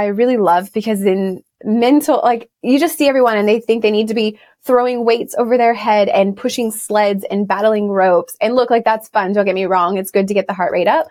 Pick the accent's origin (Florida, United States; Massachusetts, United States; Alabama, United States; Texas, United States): Texas, United States; moved away as an adult; now in Sydney, Australia; I'm originally from Texas, but I feel very Australian now. I've been here 14 years this year